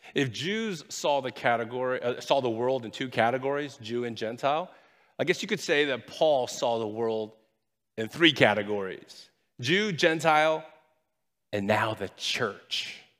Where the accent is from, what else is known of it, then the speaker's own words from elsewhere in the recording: United States; I'm Chinese by ethnicity. I'm American by nationality, and I'm proud of being both